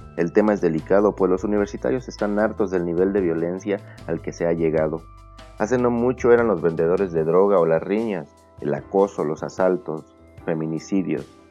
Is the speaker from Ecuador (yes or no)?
no; Mexico; como universitarios, como mexicanos